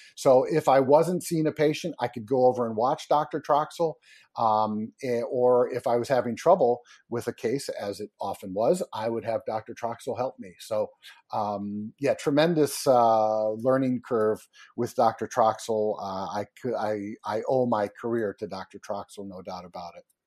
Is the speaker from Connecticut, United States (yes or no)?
yes; Connecticut, United States; I grew up in Connecticut